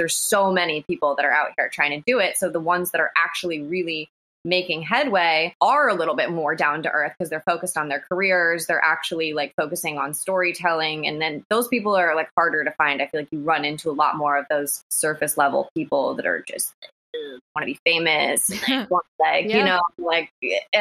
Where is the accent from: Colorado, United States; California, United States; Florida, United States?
Colorado, United States; now in Los Angeles, United States; I'm from Colorado